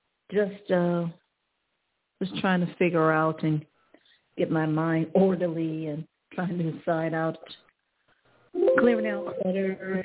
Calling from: Ohio, United States; I'm calling from Ohio.

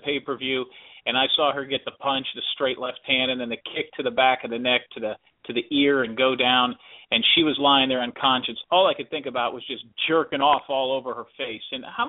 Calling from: Central Florida, United States; I'm calling from Central Florida.

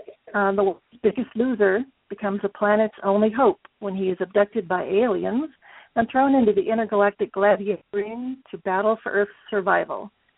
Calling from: Wyoming, United States; I'm calling from the middle of Wyoming.

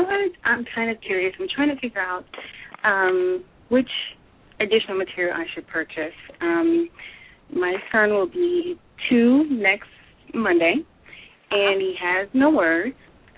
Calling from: Denver, Colorado, United States; I'm calling from Denver.

